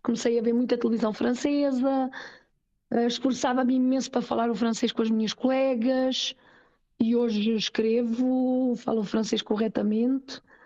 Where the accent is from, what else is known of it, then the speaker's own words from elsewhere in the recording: Portugal; now in Switzerland; sou portuguesa e com uhum. muito orgulho sou portuguesa, que o meu país é o meu país. A minha língua é a minha língua